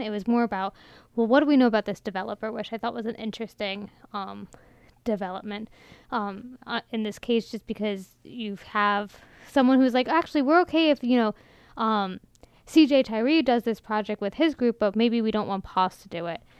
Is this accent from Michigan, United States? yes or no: no; Ellicott City, Maryland, United States; I grew up in Ellicott City, which is a historic district